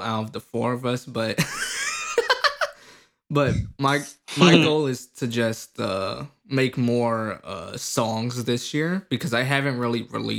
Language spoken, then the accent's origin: English; United States; He just hates me because I'm American.